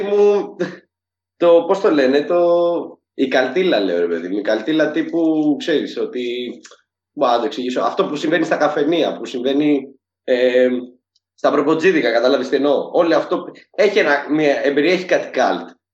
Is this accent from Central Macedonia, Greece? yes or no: no; Syros, South Aegean, Greece; είμαι από τη Σύρο και είναι και ο μπαμπά μου από τη Σύρο